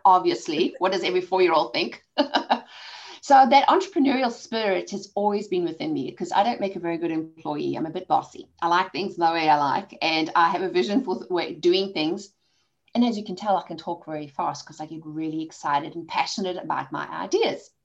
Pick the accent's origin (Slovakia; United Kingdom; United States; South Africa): South Africa; accent: South African; moved away; I've got a South African accent. I was born and raised in South Africa